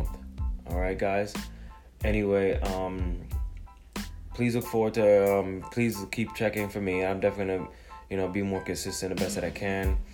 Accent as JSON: {"language": "English", "country": "Jamaica", "tie": "born or raised there", "moved": "yes", "lives_now": "United States", "said": "I was born in Jamaica, you know, a third world country, island, whatever you want to call it, came to America"}